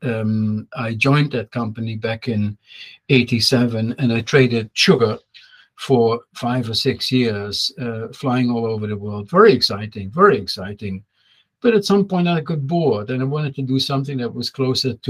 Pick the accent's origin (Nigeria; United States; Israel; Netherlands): Netherlands; moved away as an adult; also born or lived in France; I went to university, by the way, in Holland, and I'm from Holland, that's where I went to high school